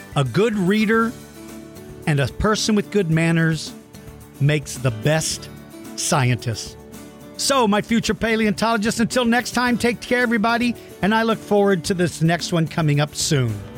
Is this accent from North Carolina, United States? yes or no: no; Colorado Springs, Colorado, United States; I was born in Colorado Springs.